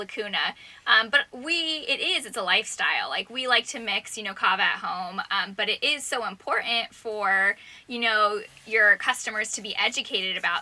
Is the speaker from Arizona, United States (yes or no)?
yes; Phoenix, Arizona, United States; moved away as an adult; also born or lived in Tucson, Arizona; now in Alabama, United States; we grew up in the Phoenix area